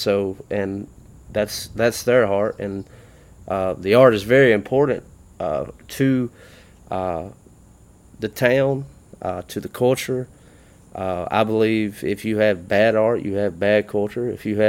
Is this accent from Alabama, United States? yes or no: yes; Alabama, United States; I'm Alabama native myself.